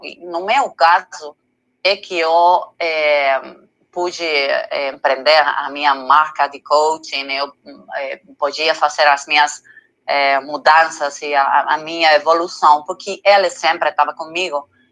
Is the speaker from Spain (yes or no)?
yes; Madrid, Community of Madrid, Spain; Portuguese is a second language; moved away as an adult; now in Canary Islands, Spain; eu sou da Madrid, mas eu tenho que falar a verdade que eu estou é, morando os últimos seis meses nas Islas Canárias